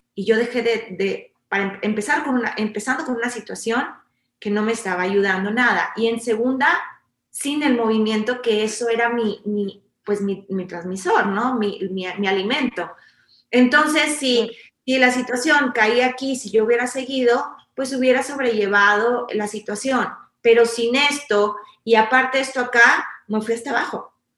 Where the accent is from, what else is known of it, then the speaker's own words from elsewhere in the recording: Mexico; nosotros como mexicanos